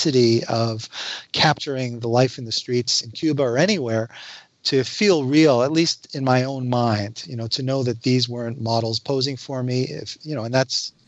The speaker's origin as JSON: {"language": "English", "country": "Canada", "said": "I'm a Canadian"}